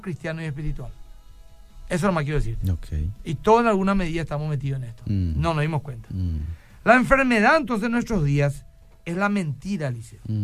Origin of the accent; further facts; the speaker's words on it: Paraguay; lo que somos nosotros los paraguayitos